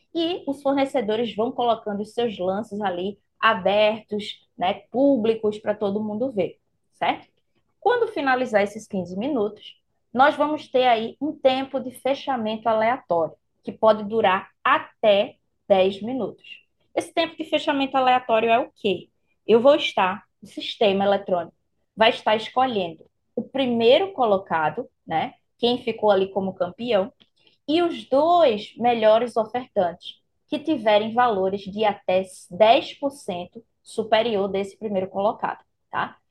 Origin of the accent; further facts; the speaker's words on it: Recife, Pernambuco, Brazil; eu vou estar aqui em Recife né? Mandando esse meu calorzinho aí da minha terra para vocês